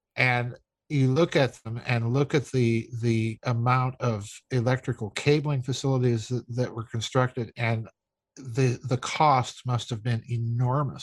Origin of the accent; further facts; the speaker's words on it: South Dakota, United States; moved away; I'm from South Dakota.